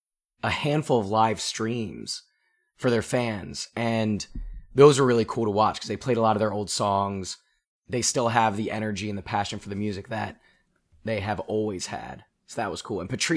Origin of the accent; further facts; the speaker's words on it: Philadelphia, Pennsylvania, United States; we're all from the Philly area.